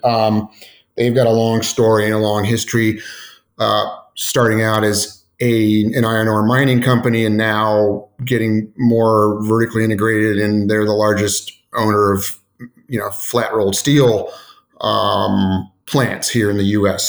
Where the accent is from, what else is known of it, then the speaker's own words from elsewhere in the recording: Indianapolis, Indiana, United States; now in Cleveland, United States; I grew up in Indianapolis